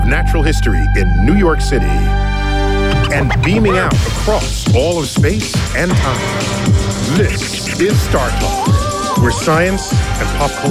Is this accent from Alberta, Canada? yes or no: no; Toronto, Ontario, Canada; moved away as an adult; also born or lived in America; now in United States; born and raised in Toronto.